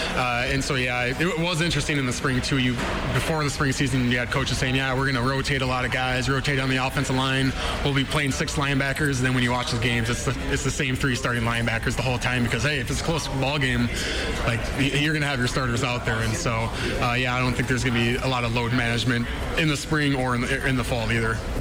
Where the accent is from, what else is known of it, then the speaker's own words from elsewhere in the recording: Breckenridge, Minnesota, United States; moved away; also born or lived in North Dakota; I'm from Breckners, Minnesota